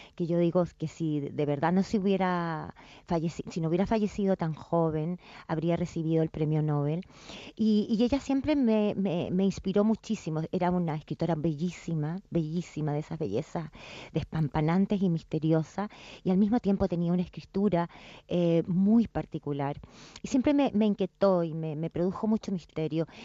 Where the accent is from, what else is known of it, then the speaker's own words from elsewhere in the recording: Chile; moved away; also born or lived in England; O sea, soy chilena, sin duda, mi país, lo considero mi país